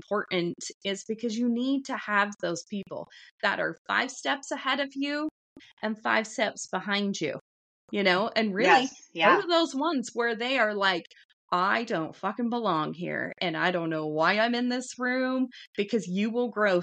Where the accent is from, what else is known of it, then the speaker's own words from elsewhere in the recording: Wyoming, United States; where I grew up out in Wyoming